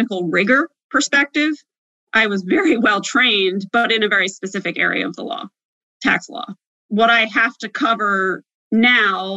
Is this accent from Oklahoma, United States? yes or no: no; New Jersey, United States; moved away as an adult; also born or lived in Washington, D.C.; I'm from Southern New Jersey